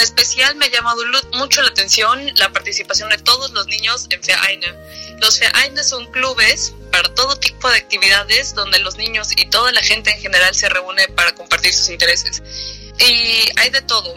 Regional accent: Mexico; now in Germany; vengo de México

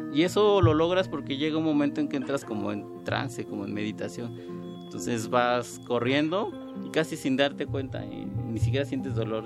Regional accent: Mexico City, Mexico; Yo nací en la Ciudad de México el 15 de mayo de 1985

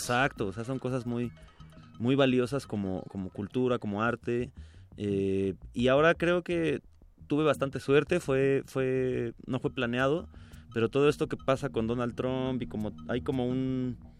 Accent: Ciudad Satélite, State of Mexico, Mexico; also born or lived in Del Valle, Mexico City; now in Mexico City, Mexico; yo crecí allá en en esas tierras donde no hay nada que hacer

